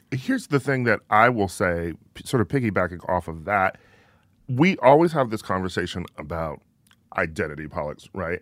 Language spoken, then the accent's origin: English; Midwest, United States; I'm from the Midwest.